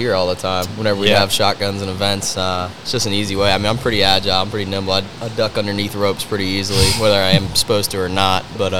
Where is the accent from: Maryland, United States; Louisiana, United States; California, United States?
Maryland, United States; Baltimore; moved away as an adult; also born or lived in Virginia / Seattle; now in Arizona, United States; I grew up in Baltimore, actually.